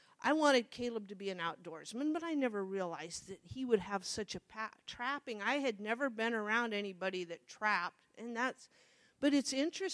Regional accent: Monroe, Nebraska, United States; I grew up in Monroe

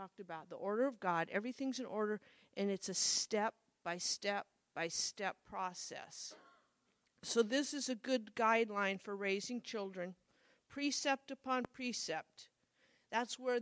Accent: Midwest, United States; I grew up in the Midwest

